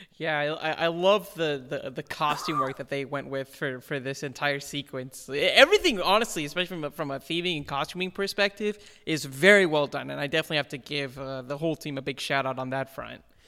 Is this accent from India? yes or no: yes; India; moved away; being Indian